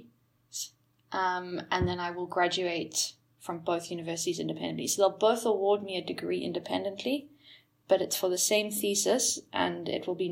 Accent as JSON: {"language": "English", "town": "Cape Town", "region": "Western Cape", "country": "South Africa", "tie": "born or raised there", "moved": "as an adult", "lives_now": "Netherlands", "said": "born and brought up in Cape Town. Very proudly South African. But enjoying the cold of the north at the moment."}